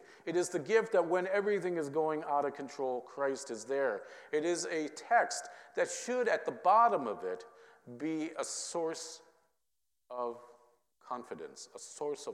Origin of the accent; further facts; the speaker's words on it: Minnesota, United States; growing up in Minnesota